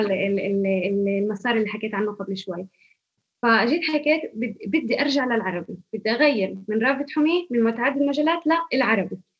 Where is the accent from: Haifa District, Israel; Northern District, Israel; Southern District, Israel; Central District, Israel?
Northern District, Israel; Kafr Manda; من قريه كفر مندا